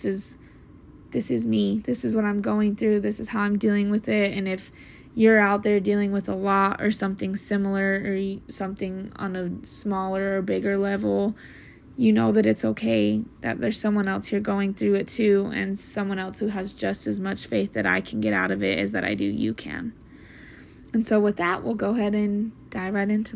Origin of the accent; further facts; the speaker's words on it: Salt Lake City, Utah, United States; I am from Salt Lake City, Utah